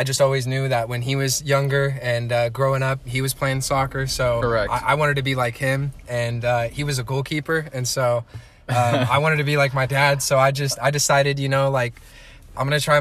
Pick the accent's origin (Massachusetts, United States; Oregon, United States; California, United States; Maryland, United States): Oregon, United States; Happy Valley; I grew up in Happy Valley, Oregon, graduated in 2016 from Clackamas High School